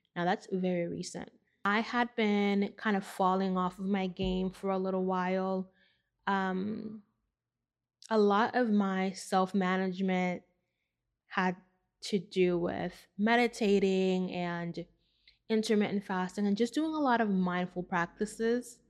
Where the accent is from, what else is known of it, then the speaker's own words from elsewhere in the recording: New York City, New York, United States; I grew up in the Bronx